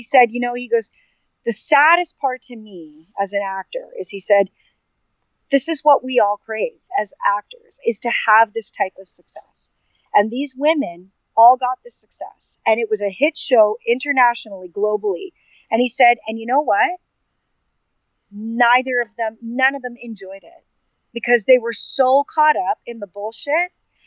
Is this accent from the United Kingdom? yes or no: no; Canada; growing up in Canada, I had all first cousins were all boys